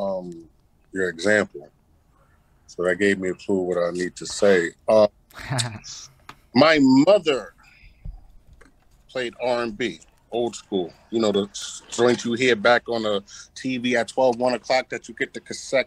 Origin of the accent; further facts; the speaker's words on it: New York, United States; moved away as an adult; now in Manchester, United States; I was born and raised in New York.